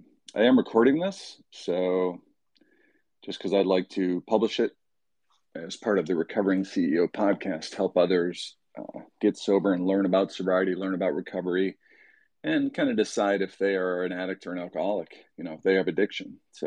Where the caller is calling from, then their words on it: Michigan, United States; I'm dialing in from Michigan.